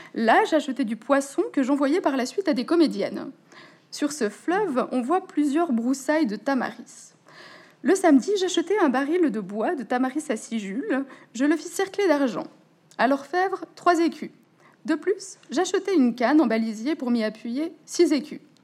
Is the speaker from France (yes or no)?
no; Switzerland; je suis suissesse et donc c'est comme ça qu'on parle encore en Suisse